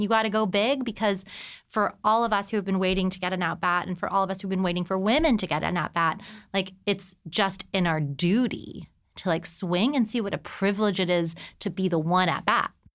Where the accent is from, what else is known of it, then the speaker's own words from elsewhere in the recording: El Paso, Texas, United States; moved away as an adult; also born or lived in New York City; I'm from El Paso, Texas